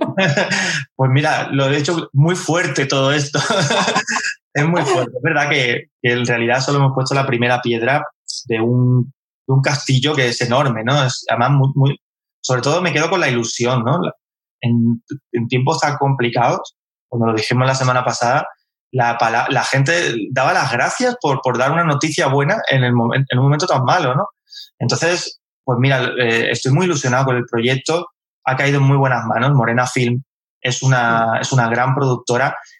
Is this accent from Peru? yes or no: no; Carmona, Andalusia, Spain; moved away; also born or lived in Madrid; yo soy de Carmona